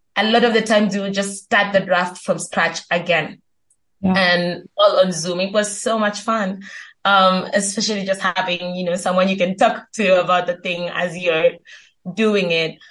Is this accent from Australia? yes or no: no; Kenya; I'm Kenyan, based in Kenya still